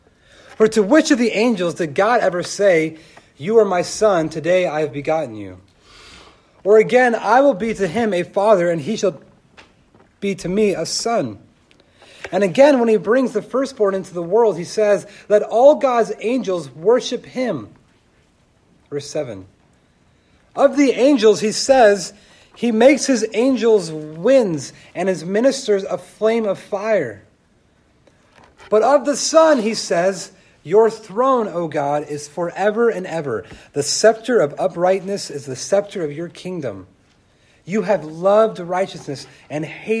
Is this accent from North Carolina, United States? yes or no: no; California, United States; I grew up in California, and just down the street from my house, there was two different lakes.